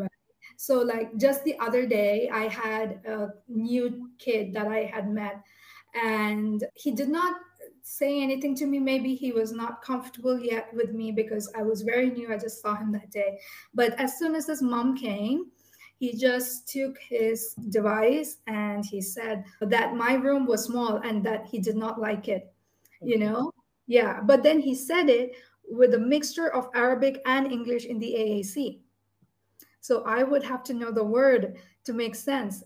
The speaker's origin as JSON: {"language": "English", "country": "India", "tie": "born or raised there", "said": "when I was born in India"}